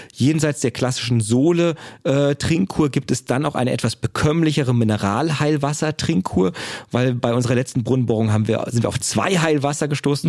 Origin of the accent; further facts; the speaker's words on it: Bad Orb, Hesse, Germany; was ich sozusagen an meiner Heimat wirklich habe und dass das eigentlich ein Juwel ist